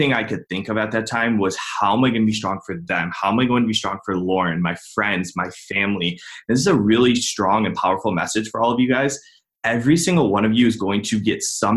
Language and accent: English; Cleveland, Ohio, United States; I'm from Cleveland, Ohio